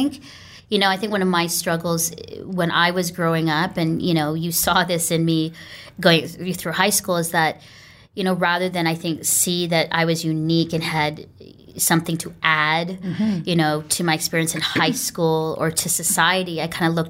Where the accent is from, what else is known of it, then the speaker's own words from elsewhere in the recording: Canada; I never wanted to learn Tagalog at all. I'm like, I'm Canadian, I'm just English.